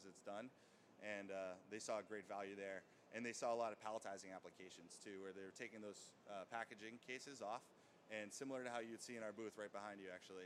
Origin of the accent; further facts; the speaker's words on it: Boston, Massachusetts, United States; I'm from Boston, and I used to be in sales with Universal Robots